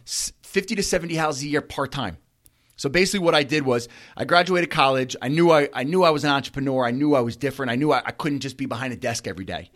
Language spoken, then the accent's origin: English; Bellmore, Wantagh, Merrick, New York, United States; I grew up in Belmore, Wantaw, Merrick